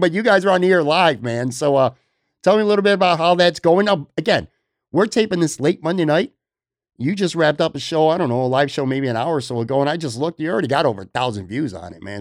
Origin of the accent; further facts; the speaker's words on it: Buffalo, New York, United States; now in Florida, United States; growing up in Buffalo